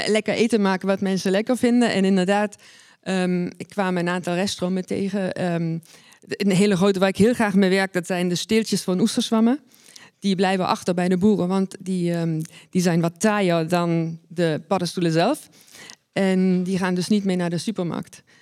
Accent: East Germany, Germany; now in Netherlands; ben geboren en opgegroeid in Oost-Duitsland

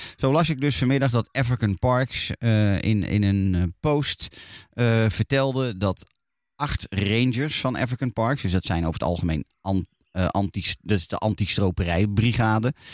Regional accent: Netherlands; als Nederlander

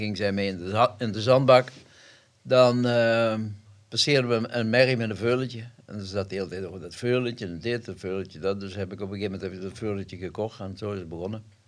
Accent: Elsloo, Limburg, Netherlands; In Elslo, waar ik geboren ben. Dat is Zuid-Limburg

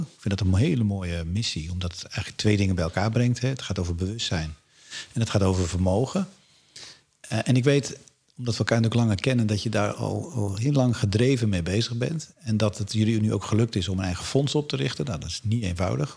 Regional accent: Alkmaar, North Holland, Netherlands; Ik kom zelf uit Alkmaar, daar hebben we de vesting.

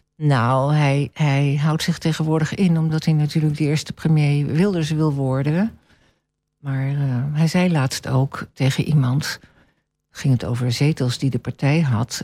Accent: Venezuela; now in Almelo, Netherlands; ik ben opgegroeid in Venezuela

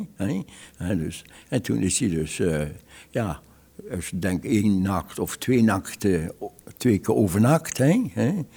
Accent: Oss, North Brabant, Netherlands; ik kom uit Os

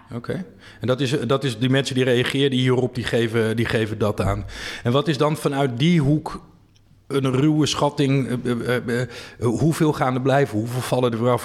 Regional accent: Friesland, Netherlands; moved away; Ik ben een Fries van, eh, van huis uit

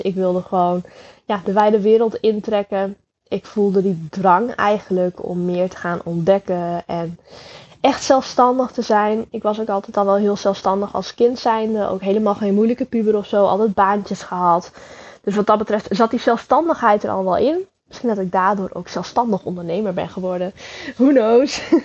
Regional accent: Friesland, Netherlands; Ik ben opgegroeid in Friesland in een heel klein dorpje genaamd Jester Littens

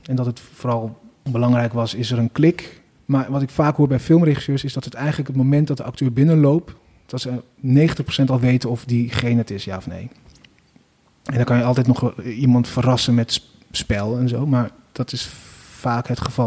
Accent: 's-Hertogenbosch, North Brabant, Netherlands; Maar ik ben ook opgegroeid in Den Bosch

